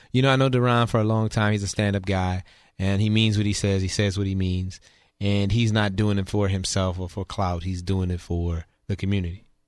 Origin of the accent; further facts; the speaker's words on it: New Orleans, Louisiana, United States; moved away as an adult; now in Houston, United States; I was born and raised in New Orleans, and I moved here.